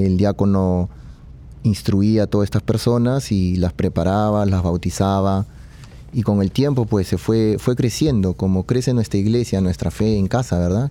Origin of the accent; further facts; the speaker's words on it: Peru; yo, soy de Perú